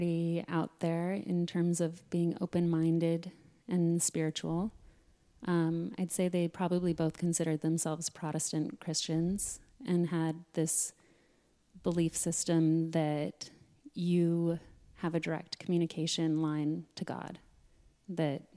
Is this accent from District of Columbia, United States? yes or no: no; Sedona, Arizona, United States; growing up in Sedona